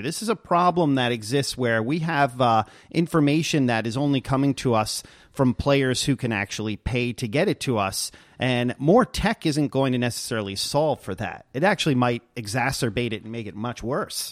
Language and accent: English; New York City, New York, United States; now in Redmond, United States; back in my hometown of New York City